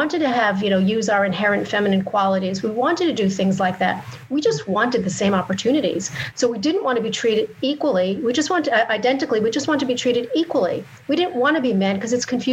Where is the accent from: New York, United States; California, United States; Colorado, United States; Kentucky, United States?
New York, United States; I grew up in New York